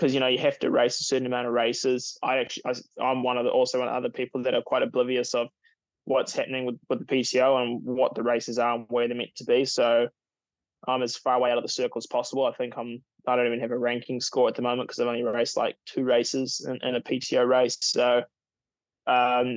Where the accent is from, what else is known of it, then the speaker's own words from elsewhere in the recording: Taupo, Waikato, New Zealand; I was born in Taupo